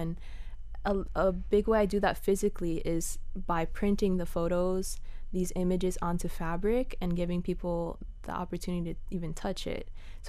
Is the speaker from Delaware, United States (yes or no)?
no; Cutler Bay, Florida, United States; So I grew up in near Cutler Bay, near Goulds area